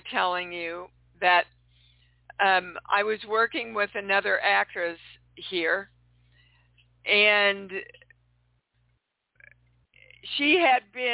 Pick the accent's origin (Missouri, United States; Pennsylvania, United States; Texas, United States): Missouri, United States; Kansas City; moved away; I'm coming to you from my hometown of Kansas City. It's nice to be home.